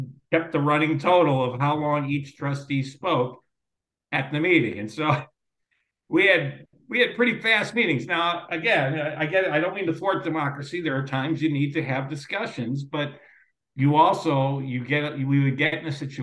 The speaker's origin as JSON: {"language": "English", "town": "Lindenhurst", "region": "Illinois", "country": "United States", "tie": "born or raised there", "also_born_or_lived": "Morton Grove, Illinois / Skokie, Illinois / Glenview, Illinois", "lives_now": "Lake Forest, United States", "said": "I grew up in Lindenhurst"}